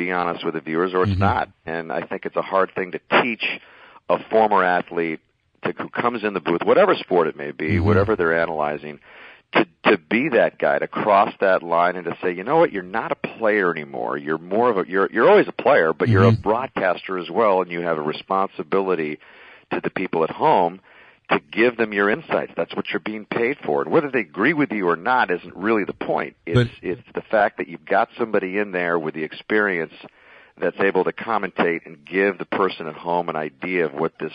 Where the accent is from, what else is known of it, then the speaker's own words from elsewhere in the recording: Tucson, Arizona, United States; my hometown of Tucson